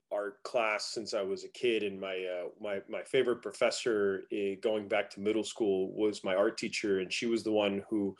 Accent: Fort Lauderdale, Florida, United States; also born or lived in Miami; I'm originally from Fort Lauderdale

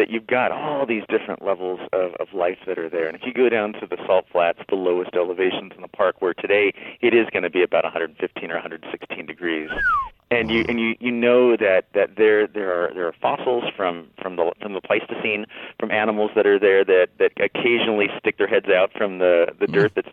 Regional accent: San Diego, California, United States; moved away as an adult; also born or lived in Utah; growing up in the Southland, for me, a constellation was watching a 747 on its way down to Lindbergh Field.

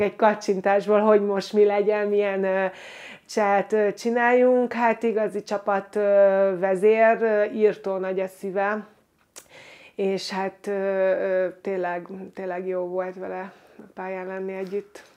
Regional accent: Győr, Győr-Moson-Sopron, Hungary; moved away as an adult; én Győrben nevelkedtem

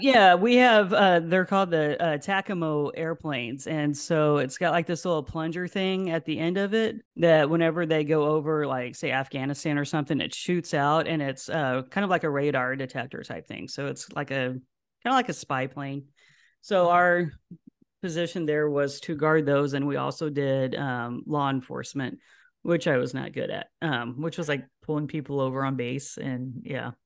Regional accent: Houston, Texas, United States; also born or lived in Lubbock, Texas; now in Austin, United States; moved to Houston, that's where her, her mom was. Spent the remainder of my childhood there and graduated from high school, from Kingwood

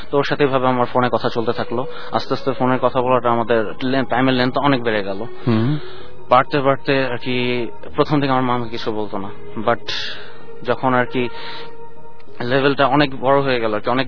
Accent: Wari, Dhaka Division, Bangladesh; আমি ওয়ারি

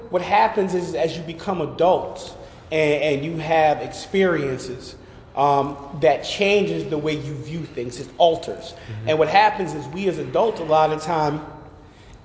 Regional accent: Schenectady, New York, United States; I'm from Schenectady

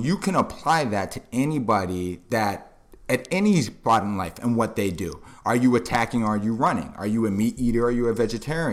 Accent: Boston, Massachusetts, United States; now in Miami, United States; I'm originally from Boston, Massachusetts. I'm down here in Miami, Florida.

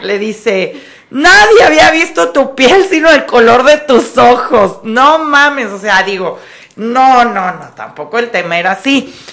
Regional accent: Guadalajara, Jalisco, Mexico; los tapatíos que somos mexicanos

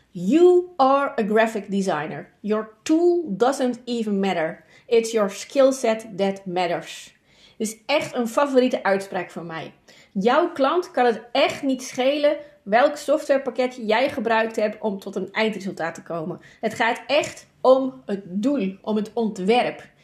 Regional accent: Zeeland, Netherlands; Ik ben een Zeeuwse. Water is altijd dichtbij.

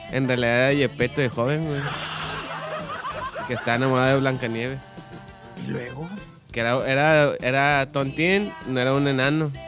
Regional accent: Cuba; es que yo soy cubano.

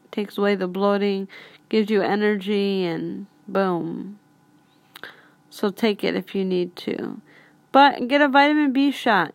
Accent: Pittsburgh, Pennsylvania, United States; I'm from Pittsburgh

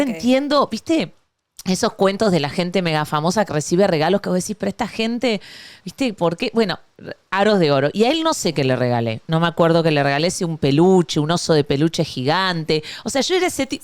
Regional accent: Argentina; now in Miami, United States; yo soy la argentina más venezolana

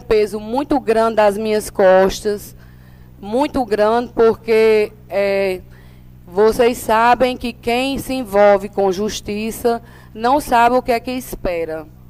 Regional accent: São Bento, Paraíba, Brazil; daqui, da minha terra, né, da terra que eu nasci

